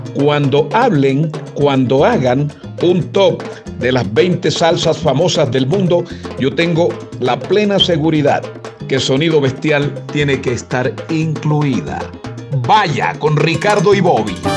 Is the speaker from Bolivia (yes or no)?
no; Aracataca, Magdalena, Colombia; also born or lived in Sevilla, Magdalena; Yo nací en Sevilla, departamento del Magdalena. Me crié en Aracataca.